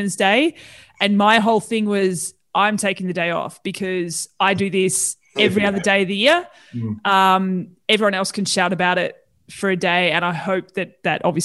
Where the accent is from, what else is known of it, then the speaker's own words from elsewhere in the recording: Tasmania, Australia; moved away; I'm originally from Tassie